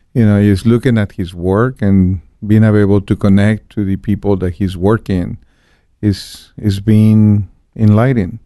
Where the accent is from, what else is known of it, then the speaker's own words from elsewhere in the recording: Guadalajara, Jalisco, Mexico; moved away as an adult; also born or lived in Cancun; I was born and raised in Guadalajara